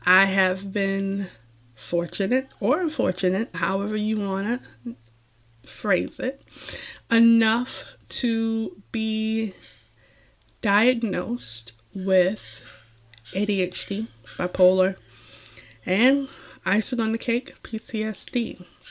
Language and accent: English; Savannah, Georgia, United States; moved away; I am a former Georgian, although once a Georgian, always a Georgian